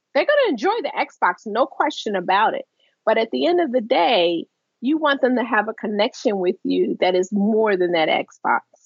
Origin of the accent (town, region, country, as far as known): Baltimore, Maryland, United States; born or raised there